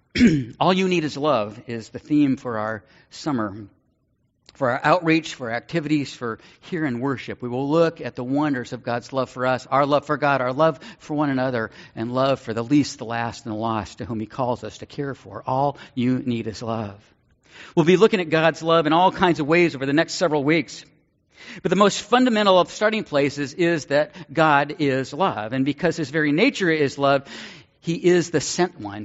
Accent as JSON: {"language": "English", "region": "Northern California", "country": "United States", "tie": "born or raised there", "said": "Growing up in Northern California, mission to me was a street and a district in San Francisco"}